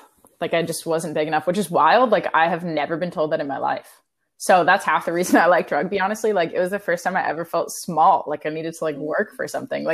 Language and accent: English; Orlando, Florida, United States; moved away; I'm from Orlando